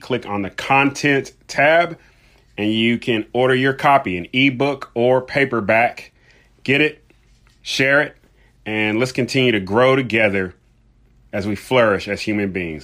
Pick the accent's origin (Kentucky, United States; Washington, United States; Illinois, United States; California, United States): Kentucky, United States; Louisville; Louisville, Kentucky, my hometown.